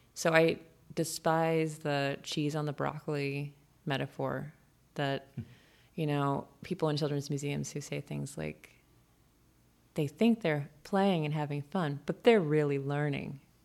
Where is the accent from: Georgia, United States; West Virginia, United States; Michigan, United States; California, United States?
California, United States; moved away; also born or lived in Boston; I was born in California, moved to Boston.